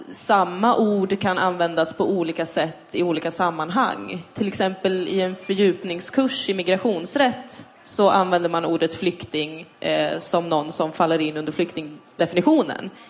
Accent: Täby, Stockholm County, Sweden; Jag har bott i Täby. Jag har vuxit upp i Täby.

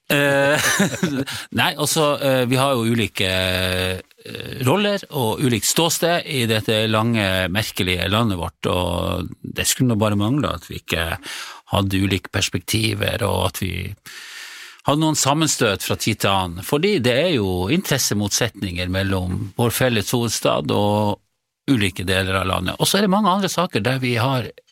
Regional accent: Senja, Troms, Norway; accent: senjaværing; now in Tromsø, Norway; jeg er fra Senja opprinnelig

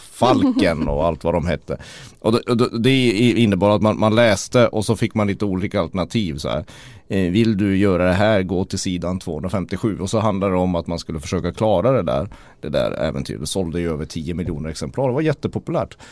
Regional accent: Kiruna, Norrbotten County, Sweden; som vi säger i Kiruna

